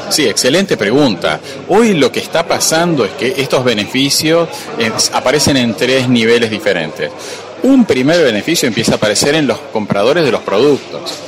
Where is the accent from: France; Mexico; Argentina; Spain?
Argentina